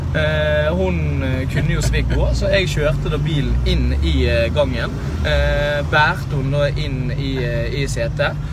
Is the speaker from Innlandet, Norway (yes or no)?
no; Bergen, Vestland, Norway; jeg er fra Bergen